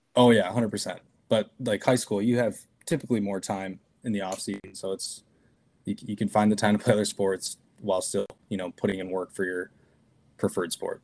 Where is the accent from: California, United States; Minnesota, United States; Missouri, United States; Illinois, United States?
Minnesota, United States; Cannon Falls; moved away as an adult; now in Woodbury, United States; I grew up in Cannon Falls